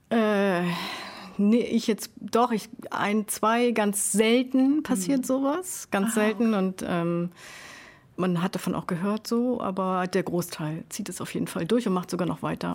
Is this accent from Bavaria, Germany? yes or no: no; Sylt, Schleswig-Holstein, Germany; moved away; ich da halt geboren und aufgewachsen bin